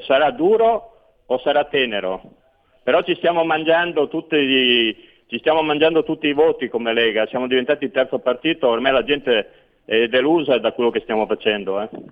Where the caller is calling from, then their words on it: Veneto, Italy; chiamo da Veneto